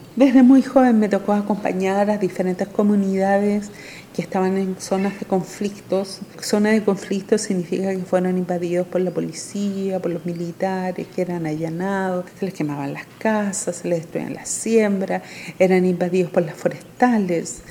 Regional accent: Temuco, Araucanía, Chile; also born or lived in Santiago, Chile; Nací en Santiago de Chile pero viví toda mi niñez en el campo, en Temuco

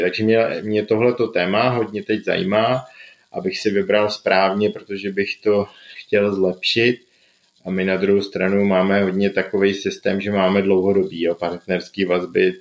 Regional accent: Jeseník area, Olomouc Region, Czechia; moved away; já jsem původem z Jesenicka

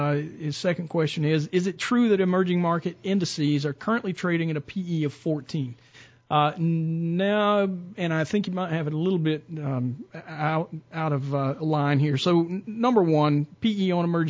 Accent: Mableton, Georgia, United States; I grew up in Mableton.

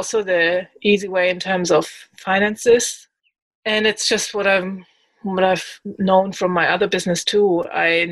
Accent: Germany; moved away as an adult; now in Australia; I come from Germany originally. I've lived there for 26 years and then moved to Australia

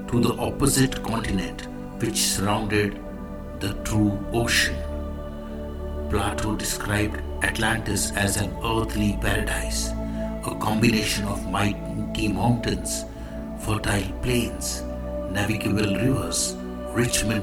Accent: India; I am the Indian monk.

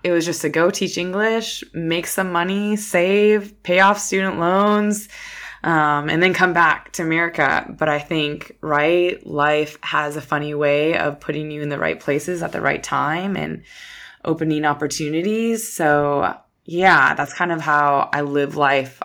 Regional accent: Minnesota, United States; moved away; Minnesota, that's where I'm from, small town Minnesota

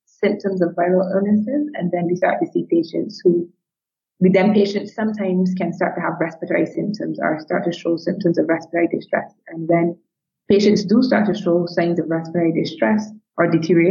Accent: Barbados; We are a small country, 265,000 people and 166 square miles in size.

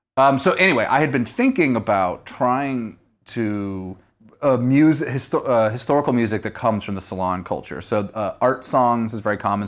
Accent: Southern Missouri, United States; I'm from Southern Missouri.

